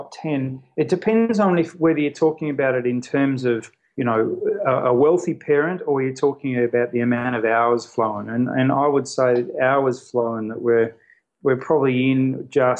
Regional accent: Australia; moved away as an adult; also born or lived in United Kingdom; now in Beijing, China; I was actually born in the United Kingdom, but I grew up in Australia.

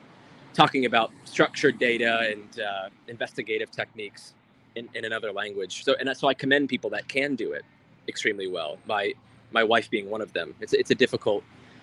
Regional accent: United States; moved away as an adult; now in England; As a Native American, a native born American, I should say

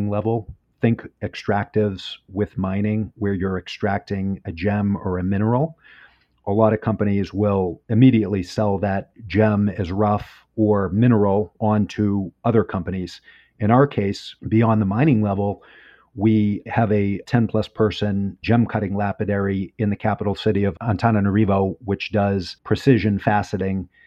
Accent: United States; I'm American, so I, I don't understand meters.

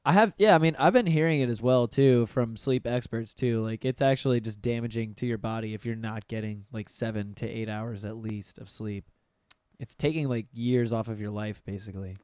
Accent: Pensacola, Florida, United States; moved away as an adult; also born or lived in Orlando, Florida; I'm originally from Pensacola, and when I moved down to Orlando uh, right after I graduated high school

